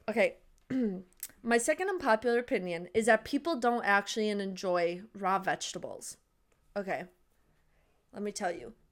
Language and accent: English; United States; we're American.